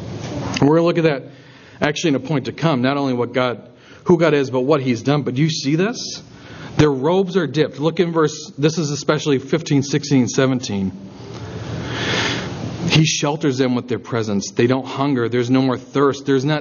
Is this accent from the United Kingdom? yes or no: no; Minnesota, United States; And you go, oh, you're from Wisconsin. I'm from Minnesota. That's so great. Good Midwestern people, right?